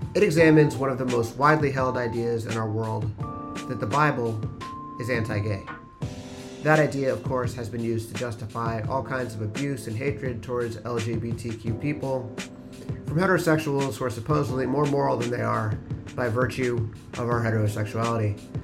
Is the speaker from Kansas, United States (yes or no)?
no; Swarthmore, Pennsylvania, United States; I grew up in Swarthmore, Pennsylvania